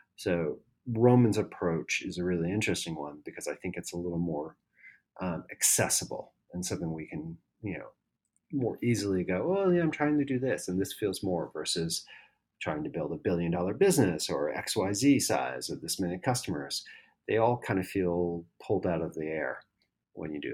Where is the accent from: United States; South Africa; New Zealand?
United States; first language English; now in Spain; I live here in Spain. So I get reached out by a lot of people who think I'm Spanish. And I'm like, yes, I can communicate a little bit, but I am really an American